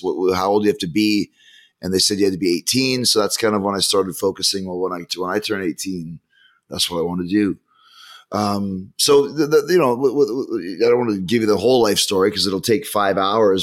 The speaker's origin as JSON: {"language": "English", "town": "Winnipeg", "region": "Manitoba", "country": "Canada", "tie": "born or raised there", "said": "growing up in Winnipeg where it's minus 30"}